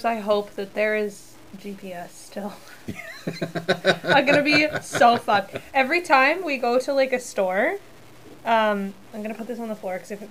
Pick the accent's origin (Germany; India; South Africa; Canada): Canada; Niagara Falls, Ontario; moved away as an adult; also born or lived in Hamilton / St. Catharines; now in Ottawa, Canada; grew up in Niagara Falls, was born in Niagara Falls. Technically, I was born in Hamilton, but... Born in Niagara Falls, moved to St. Catharines when I was 14